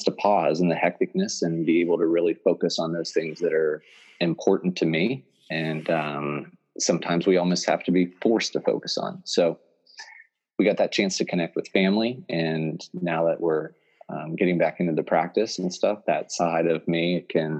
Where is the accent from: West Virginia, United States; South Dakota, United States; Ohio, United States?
West Virginia, United States; moved away as an adult; now in Pennsylvania, United States; I'm originally from West Virginia. I'm born and raised there, did all my schooling there. Moved to Pennsylvania about 10 years ago